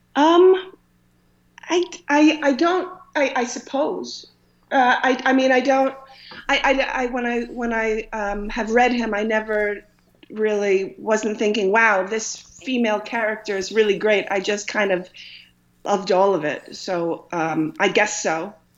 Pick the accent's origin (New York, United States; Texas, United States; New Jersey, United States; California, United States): New York, United States; Dix Hills; now in Long Island, United States; I was born uh, and raised in Long Island, and um, in Dix Hills